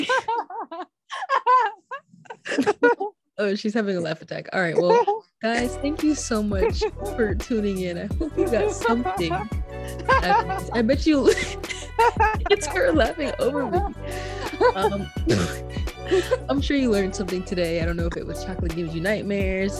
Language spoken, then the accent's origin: English; Maryland, United States; I'm from Maryland